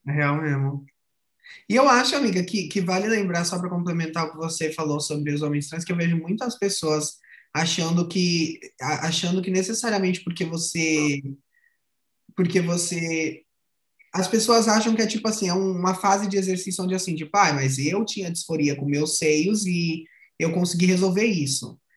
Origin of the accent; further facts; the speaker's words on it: São Paulo, Brazil; now in Paraná, Brazil; sou de São Paulo, moro no Paraná